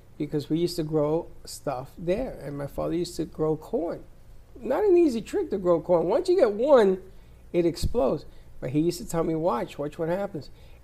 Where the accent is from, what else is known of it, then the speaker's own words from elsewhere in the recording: Puerto Rico; also born or lived in Bronx, New York; when I was growing up in Puerto Rico, my father was a farmer.